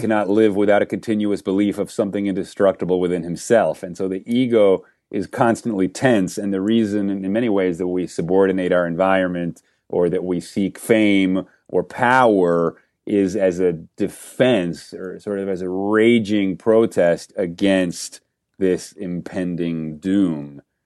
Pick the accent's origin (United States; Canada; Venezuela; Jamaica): Venezuela; moved away; I grew up in Venezuela